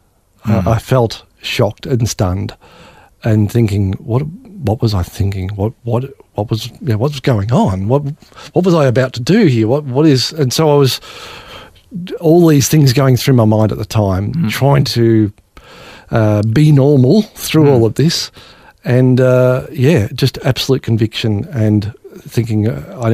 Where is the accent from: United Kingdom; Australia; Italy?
Australia; growing up in Australia, theoretically a Christian country